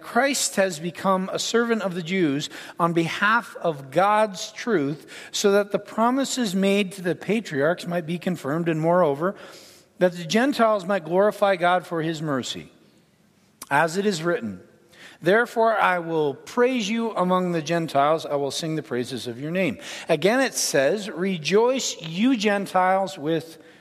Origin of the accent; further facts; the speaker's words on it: Ontario, Canada; now in United States; I'm Canadian. I was born in Ontario, Canada, but I was born to an American in Canada